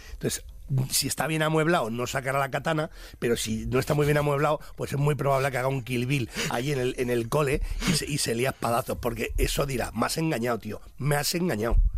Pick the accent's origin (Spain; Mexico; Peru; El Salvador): Spain; somos un país de, de gastronomía